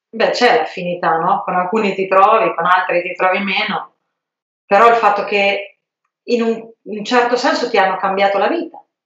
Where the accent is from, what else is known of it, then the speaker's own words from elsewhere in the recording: Fossombrone, Marche, Italy; io sono di Fossombrone